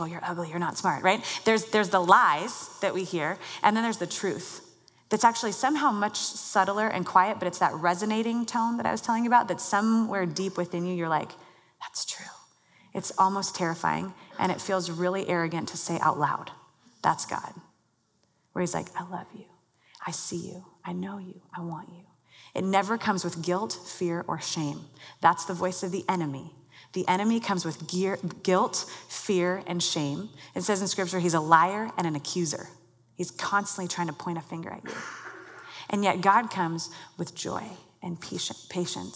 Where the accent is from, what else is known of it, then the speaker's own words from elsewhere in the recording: Mercer Island, Washington, United States; I grew up on Mercer Island, not far from here